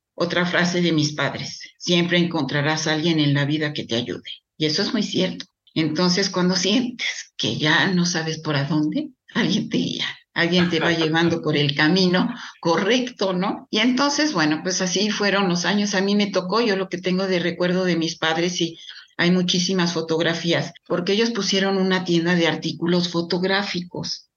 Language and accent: Spanish; Mexico City, Mexico; yo nací cuatro años después eh, ya en la Ciudad de México mis padres más instalados